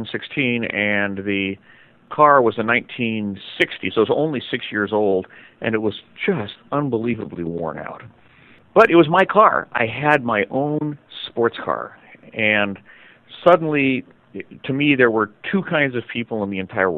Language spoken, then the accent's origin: English; San Francisco, California, United States; also born or lived in Novato; I was raised by my grandparents, and we grew up in San Francisco